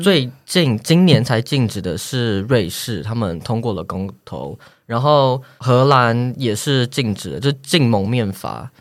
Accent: Taiwan; now in Netherlands; 我是台湾人

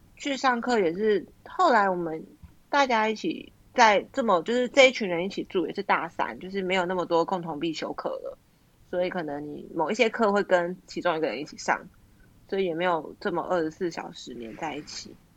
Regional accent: Zhonghe, New Taipei, Taiwan; 我们都住在综合，就是应该是我们都在综合长大

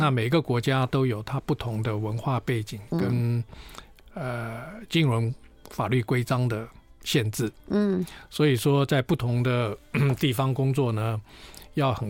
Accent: China; 呃，我们中国人讲雨过天晴。

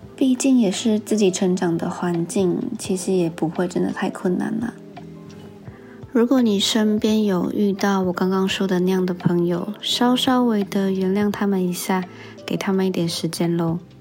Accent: Taiwan; 在台湾生活的时候

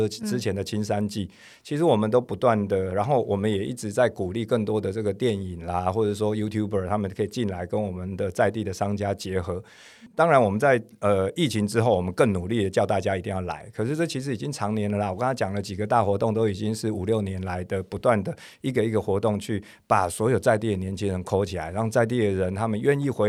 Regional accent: Zhongzheng District, Taipei, Taiwan; 因为我是中正区长大

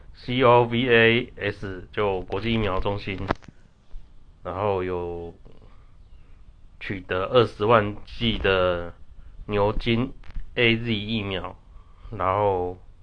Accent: Taiwan; 我们台湾人就大家团结一点

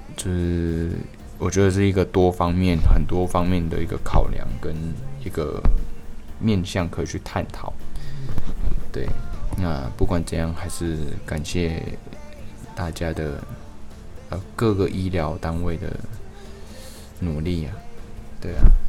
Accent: Taiwan; 我们台湾人

